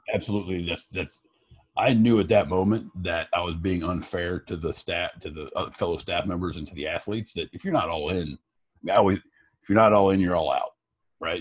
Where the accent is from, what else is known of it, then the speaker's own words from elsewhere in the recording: Piqua, Ohio, United States; moved away as an adult; also born or lived in Fort Recovery, Ohio / Dayton, Ohio; now in Chicago, United States; I was born and raised in Fort Recovery